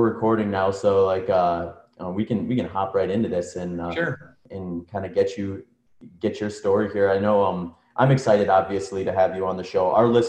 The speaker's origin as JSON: {"language": "English", "region": "Midwest", "country": "United States", "tie": "born or raised there", "moved": "yes", "lives_now": "Phoenix, United States", "said": "I grew up in the Midwest, so I just loathe the 20 below wind chill"}